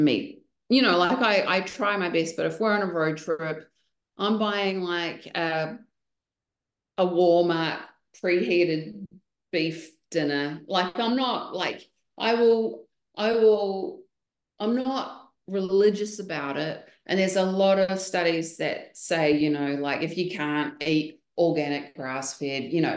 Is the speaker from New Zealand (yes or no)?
yes; New Zealand; now in Texas, United States; Being a Kiwi girl